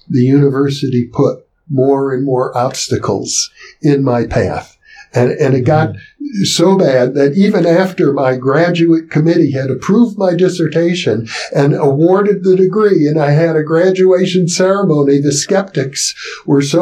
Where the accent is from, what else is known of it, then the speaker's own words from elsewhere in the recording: Wisconsin, United States; I grew up in Wisconsin